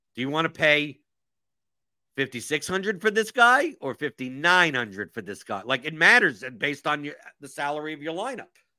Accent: New York, United States; moved away; I'm originally from New York

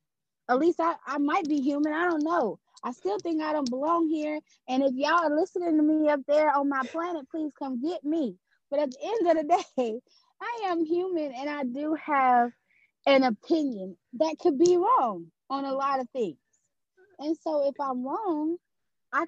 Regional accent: Louisiana, United States; I'm born and raised in Louisiana.

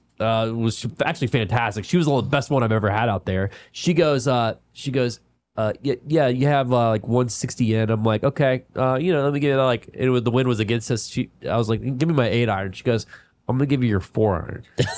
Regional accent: North Carolina, United States; I'm from North Carolina.

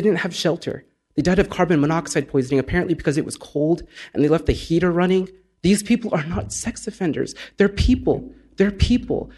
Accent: Orange County, California, United States; The Orange County towns that I knew, especially in the 80s

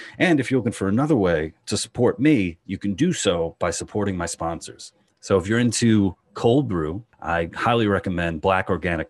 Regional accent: New York, United States; So I'm from New York.

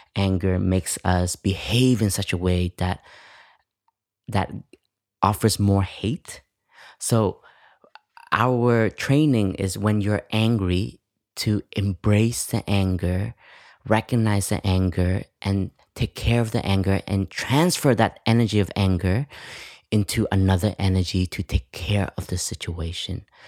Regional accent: Canada; I grew up in Canada

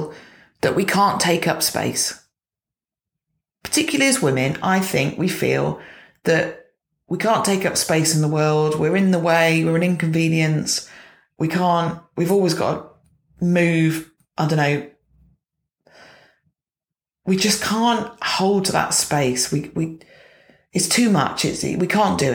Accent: United Kingdom; as British people

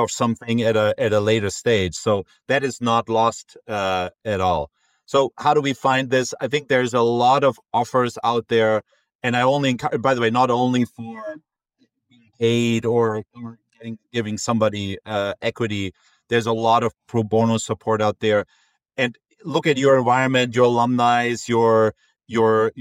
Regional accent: Munich, Bavaria, Germany; moved away as an adult; also born or lived in Frankfurt; now in Boston, United States; I'm originally from Munich, where, you know, I lived my first close to 20 years.

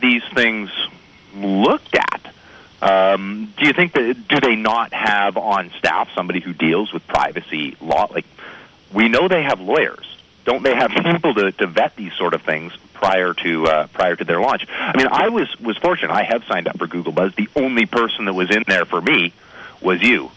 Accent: Canada; I am Canadian

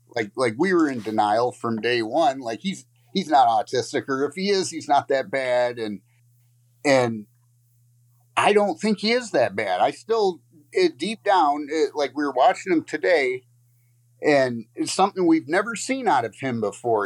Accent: Lakeview, Michigan, United States; I'm from Lakeview, Michigan.

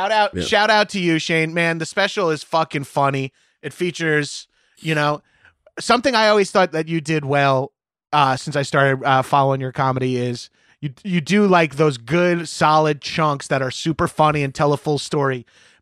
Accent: Long Island, New York, United States; I make this joke all the time, but I'm from Long Island and growing up in like the 80s and 90s, like my family thought I was gay because I like really liked movies.

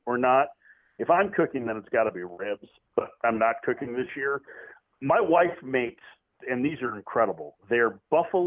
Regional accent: Midwest, United States; I'm a Midwesterner.

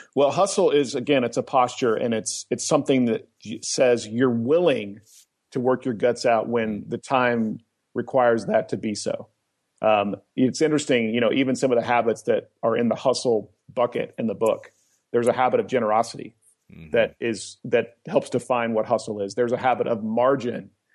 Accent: Oklahoma, United States; also born or lived in Colorado; now in Atlanta, United States; I grew up in Oklahoma.

